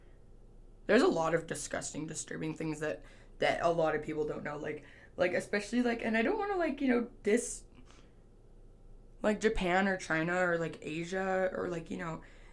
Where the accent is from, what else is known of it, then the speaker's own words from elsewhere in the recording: Canada; I'm Canadian, so, like, in Canada, we learn about, you know, the French Revolution